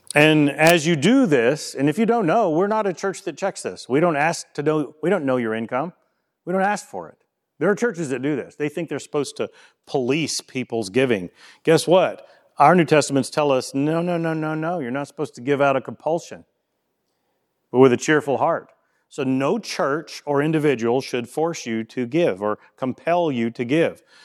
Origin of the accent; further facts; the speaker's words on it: Louisiana, United States; moved away; I'm from Louisiana